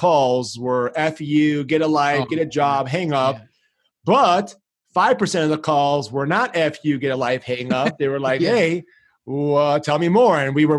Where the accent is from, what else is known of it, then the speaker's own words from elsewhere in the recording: Chicago, Illinois, United States; first language Greek; English is a second language; moved away as an adult; also born or lived in Greece / San Diego; I was originally born and raised in Chicago. Come from an awesome Greek family, Greek background. My parents are immigrants.